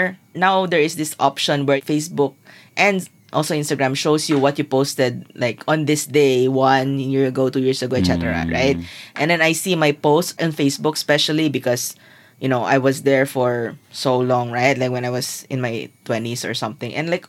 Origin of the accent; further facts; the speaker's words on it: Zamboanga City, Zamboanga Peninsula, Philippines; So I'm from Zamboanga